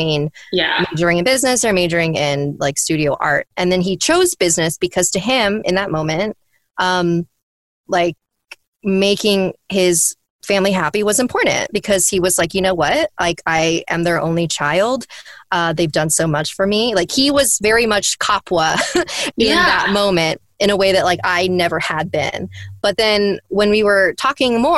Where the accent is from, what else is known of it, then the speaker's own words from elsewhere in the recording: United States; they came from a different culture and I was raised here in America